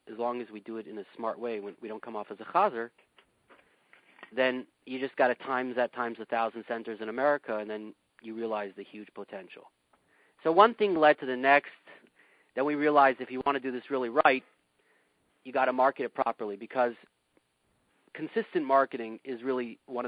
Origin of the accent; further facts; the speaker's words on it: Yorba Linda, California, United States; now in Tustin, United States; I grew up in Yorba Linda.